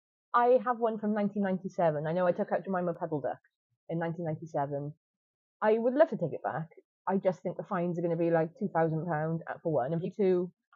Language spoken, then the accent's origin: English; Wales, United Kingdom; accent: Welsh; as I don't know if you've noticed from the accent, we are Welsh